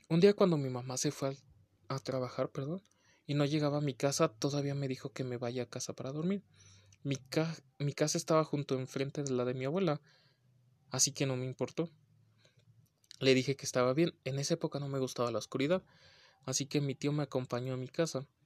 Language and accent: Spanish; Venezuela; Yo en ese entonces tenía 14 años de edad. Soy de Venezuela y en esa época teníamos un racionamiento de electricidad.